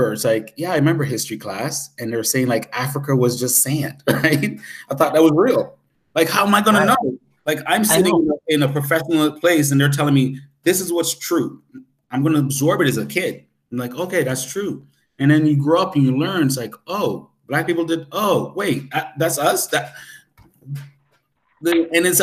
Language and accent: English; Canada; I'm Canadian